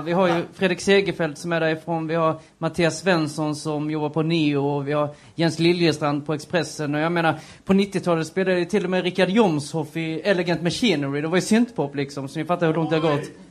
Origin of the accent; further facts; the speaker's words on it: western Blekinge, Sweden; Jag är ju från eh, Västblekinge